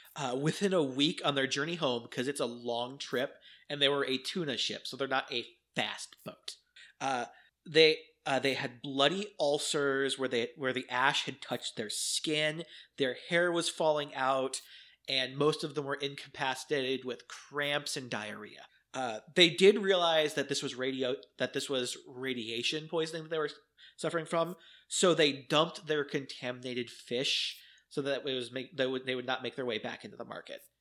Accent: United States; as an American

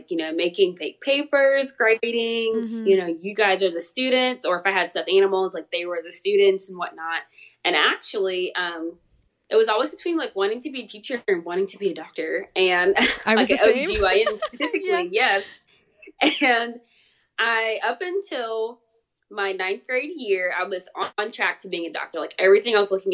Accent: Columbus, Georgia, United States; I went to Columbus State University. It's right here in my hometown

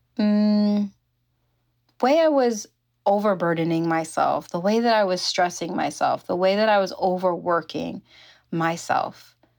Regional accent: New York, United States; moved away as an adult; now in California, United States; I grew up in New York. That's where I'm, was born and raised.

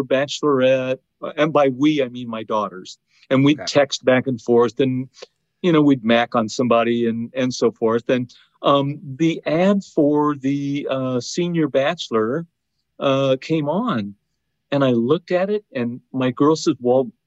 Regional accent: Iowa, United States; moved away as an adult; now in Indiana, United States; I spent most of my life in Iowa along the Mississippi River

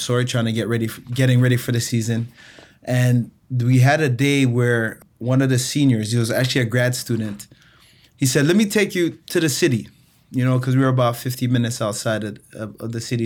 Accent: Toronto, Ontario, Canada; also born or lived in Montego Bay, Jamaica / Chicago, United States; I I left Jamaica when I was three and uh, moved to Toronto, Canada. Grew up uh, in inner city Toronto

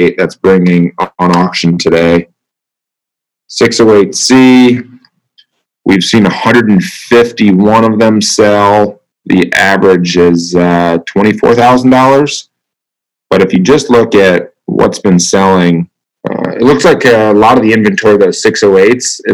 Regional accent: Southeast Iowa, United States; Southeast Iowa. It's actually where I grew up

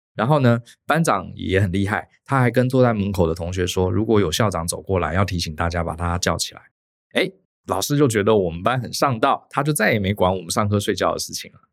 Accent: Taiwan; 我们从台湾过来

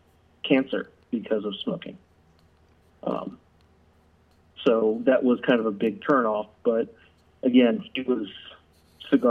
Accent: Pasadena, Maryland, United States; I grew up in Pasadena, Maryland, just south of Baltimore

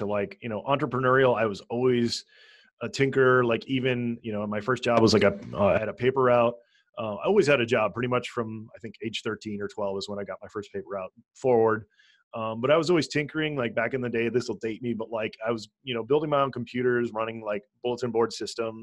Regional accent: Hawaii, United States; moved away as an adult; also born or lived in North Dakota; now in California, United States; I was born in Hawaii, born and raised in Hawaii

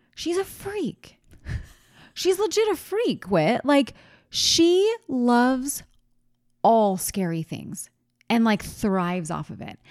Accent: East Coast, United States; moved away; I'm from the East Coast, from where Mister Rogers is from

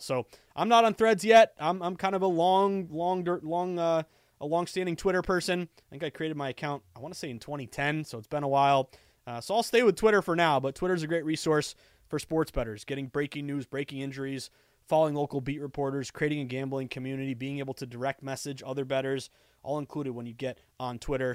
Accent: the Berkshires of Western Massachusetts, United States; also born or lived in Boston; all the friends I grew up with in the Berkshires of Western Mass.

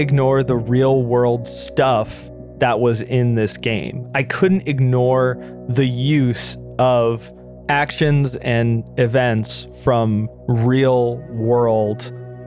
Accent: United States; as an American

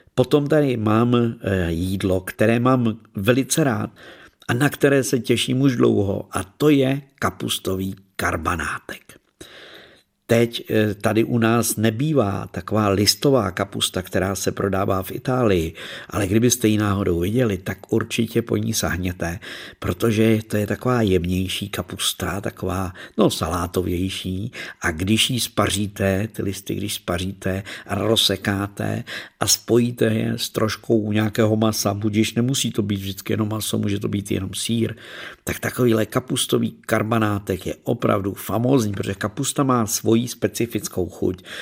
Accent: Czechia; populární tady u nás v Čechách

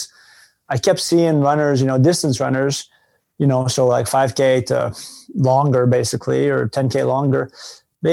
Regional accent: Canada; moved away as an adult; I'm from Canada originally

